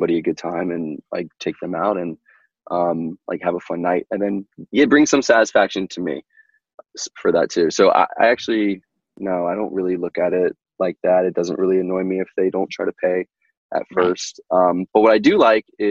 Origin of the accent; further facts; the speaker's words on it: North Carolina, United States; I grew up in North Carolina